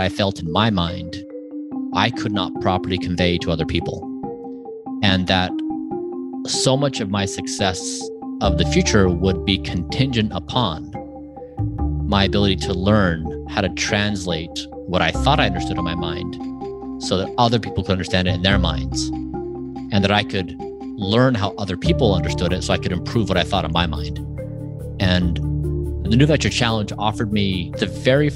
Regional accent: Utah, United States; I grew up in a small town in Utah.

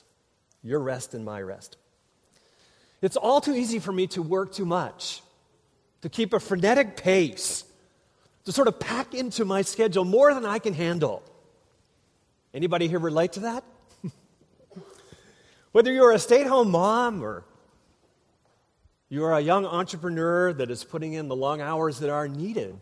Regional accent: Minnesota, United States; moved away; I grew up in Minnesota

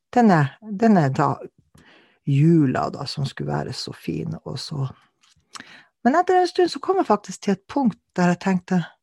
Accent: Kautokeino, Finnmark, Norway; now in Alta, Norway; jeg kommer fra Finnmark, Kautokeino opprinnelig. Jeg bor i Alta.

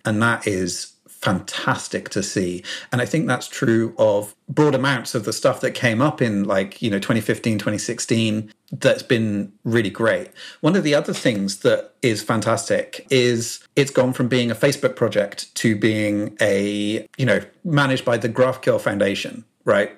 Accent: South Coast, England, United Kingdom; as you may be able to tell from my accent, I'm from the U K, uh, from the South Coast, born and bred.

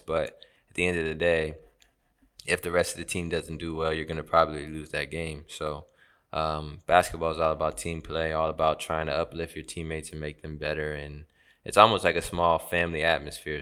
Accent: United States; moved away as an adult; now in Turkey; I grew up in America and I lived at home for eighteen years

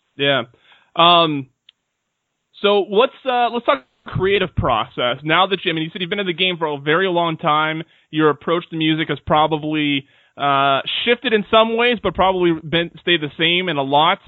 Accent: Seattle, Washington, United States; now in Washington, D.C., United States; I'm also from Seattle

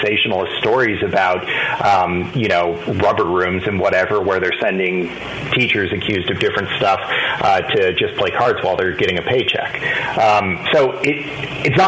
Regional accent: Los Angeles, California, United States; I grew up in Los Angeles

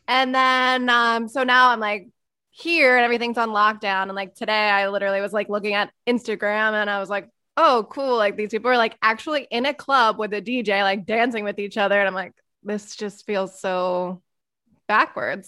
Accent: Philadelphia, Pennsylvania, United States; moved away; I'm from Philly suburbs.

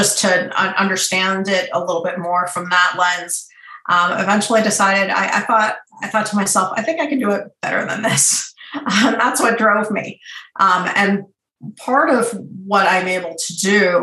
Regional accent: Boston, Massachusetts, United States; also born or lived in Iran; I'm from Iran originally, but grew up in suburban Boston

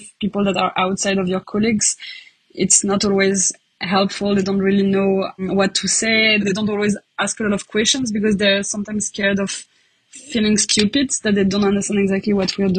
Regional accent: France; now in Leuven, Belgium; I'm from France originally

